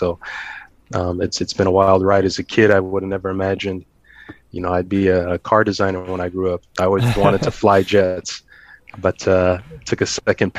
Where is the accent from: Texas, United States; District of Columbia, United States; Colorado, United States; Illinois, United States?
Colorado, United States; Growing up in Colorado